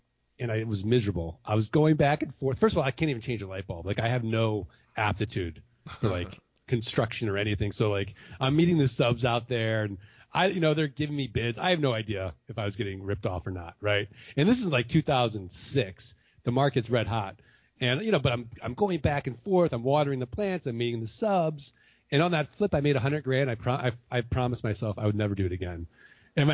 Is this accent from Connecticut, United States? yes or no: no; Missouri, United States; So Ken, I'm from Missouri. I'm from the show me state, right?